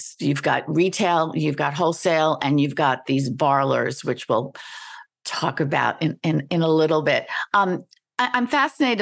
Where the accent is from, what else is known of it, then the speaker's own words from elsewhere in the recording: New York City, New York, United States; New York born and bred